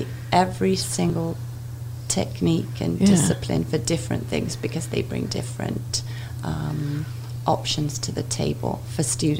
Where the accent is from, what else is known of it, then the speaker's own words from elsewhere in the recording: England, United Kingdom; moved away as an adult; now in Kalamazoo, United States; I grew up in England. My education is mainly from England.